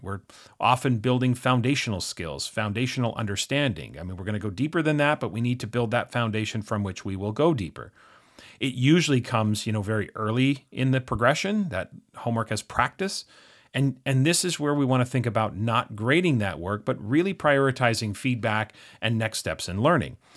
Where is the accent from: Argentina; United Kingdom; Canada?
Canada; being Canadian